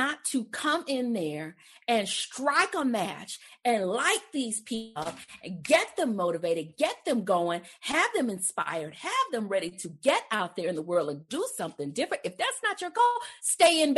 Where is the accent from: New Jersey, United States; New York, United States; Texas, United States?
Texas, United States; I'm from Texas